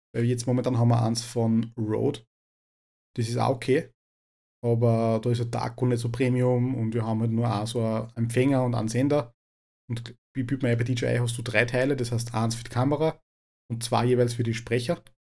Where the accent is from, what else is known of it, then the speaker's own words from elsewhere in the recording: Upper Austria, Austria; bei uns in Oberösterreich